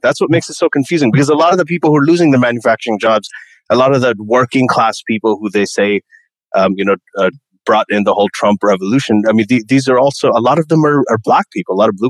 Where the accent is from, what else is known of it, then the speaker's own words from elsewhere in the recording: Saudi Arabia; I grew up in Saudi Arabia. I was in American school with people from like 80 different countries. So I grew up with lots and lots of different cultures and ideas and skin colors and everything.